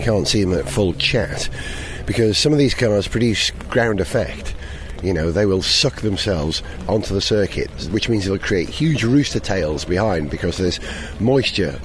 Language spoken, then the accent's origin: English; Welsh, Wales, United Kingdom; I'm Welsh